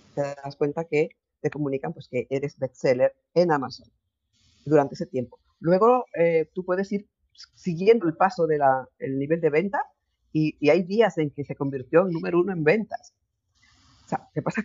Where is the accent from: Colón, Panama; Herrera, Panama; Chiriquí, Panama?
Chiriquí, Panama; now in Spain; en, Panamá, en mi tierra, en Chiriquí.